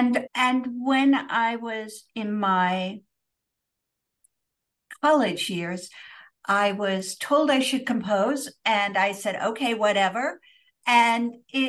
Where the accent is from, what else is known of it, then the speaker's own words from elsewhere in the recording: New York, United States; also born or lived in Pittsburgh, Pennsylvania / Sweden / Istanbul, Turkey; I grew up somewhat in the United States, so in upstate New York and also in Pittsburgh, but I lived abroad many years. So I lived in Sweden for 3 years. I lived in Istanbul, Turkey for 3 yea